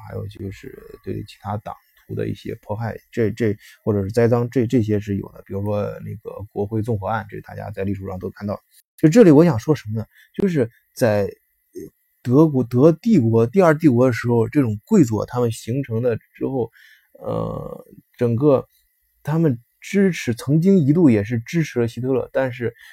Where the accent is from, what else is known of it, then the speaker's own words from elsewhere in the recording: China; now in Germany; 我们中国人的什么，在这边儿阶层不错的是，孩子上一些，呃，私立学校